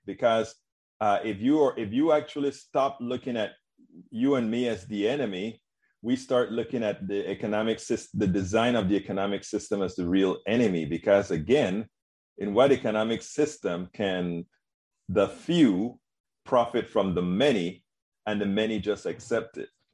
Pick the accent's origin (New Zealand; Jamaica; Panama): Panama; moved away; I'm originally from Panama, Central America